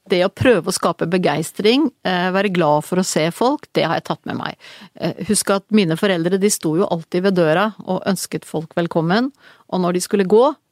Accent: Verdalen, Trøndelag, Norway; also born or lived in Kristiansund; Jeg ble født i Kristiansund fordi min mor var derfra. Eh, og de, hun reiste til Kristiansund da jeg skulle bli født. Da bodde min, mine foreldre i Verdalen.

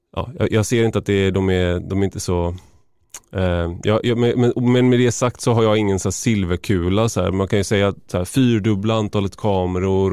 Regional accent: Gothenburg, Västra Götaland, Sweden; där jag kommer ifrån i Göteborg, i Majorna

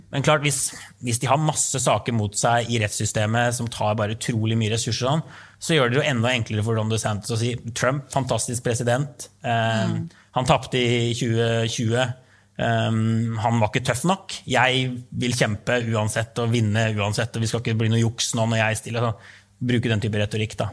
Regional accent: New York, United States; moved away; hjembyen min, New York

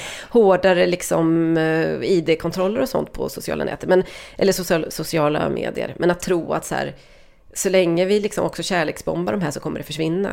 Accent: Sweden; jag som svensk

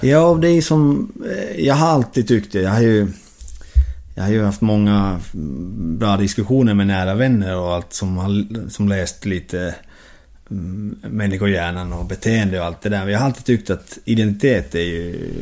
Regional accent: Jyväskylä, Central Finland, Finland; now in Uppsala, Sweden; Bodde hemma i Jyväskylä och pendlade med lillebror till Seinäki. Och sen två säsonger i Helsingborg och nu två säsonger med, med moderklubben Happe i Jyväskylä. Så jag har bott hemma i, i barndomshemmet

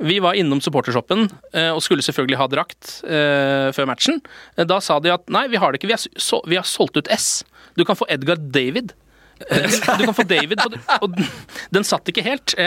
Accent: Moss, Østfold, Norway; Moss, som er min hjemby by.

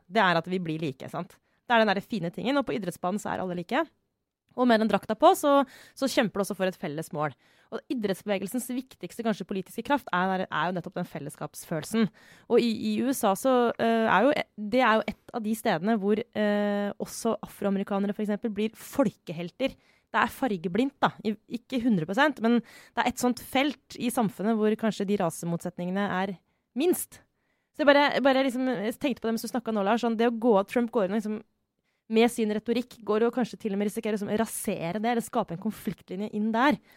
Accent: Skjetten, Akershus, Norway; oppvekst også, da jeg spilte fotball på Skjetten. Det var veldig mange minoritetsunger i nabolaget rundt der jeg vokste opp.

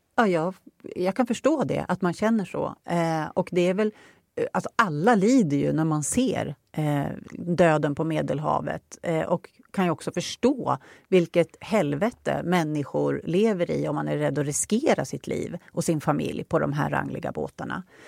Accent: Upplands Väsby, Stockholm County, Sweden; now in Norberg, Sweden; Jag är ju från Upplands Väsby.

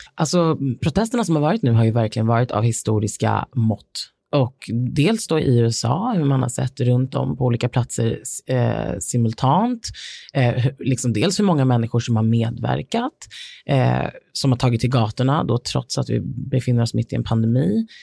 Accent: Sweden; här hemma i Sverige

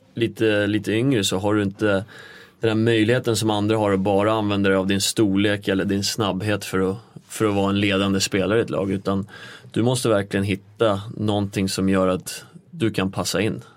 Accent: Nykvarn, Stockholm County, Sweden; moved away as an adult; also born or lived in North America; now in Stockholm, Sweden; jag är ju egentligen en liten by utanför Nykvarn som heter Sundsvik. Eh, ute på landet växte jag upp.

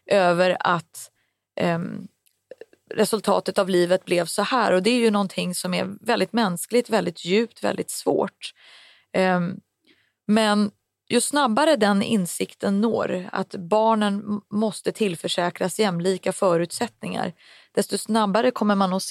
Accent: Sweden; born there; eftersom jag är född i Sverige och min syster är född i Sverige

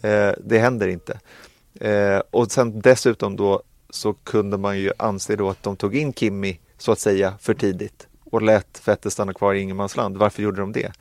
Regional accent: Sweden; vi som svenskar

